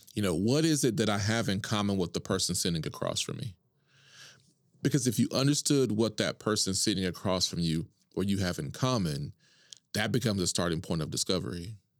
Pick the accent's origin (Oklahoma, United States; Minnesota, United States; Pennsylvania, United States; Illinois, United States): Oklahoma, United States; Duncan; also born or lived in Tulsa; I'm born and raised in Oklahoma, from Duncan